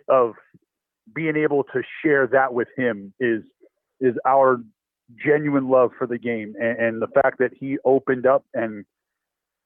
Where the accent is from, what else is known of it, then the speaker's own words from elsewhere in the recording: Bay Area, California, United States; growing up in the Bay Area